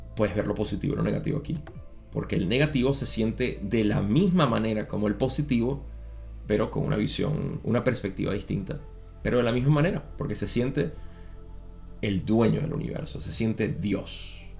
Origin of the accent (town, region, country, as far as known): Venezuela